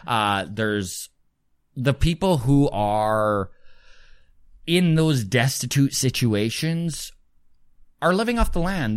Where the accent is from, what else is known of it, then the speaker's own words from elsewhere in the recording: Grande Prairie, Alberta, Canada; moved away as an adult; also born or lived in Edmonton; now in Halifax, Canada; remember growing up in Grand Prairie, Alberta, Northern Alberta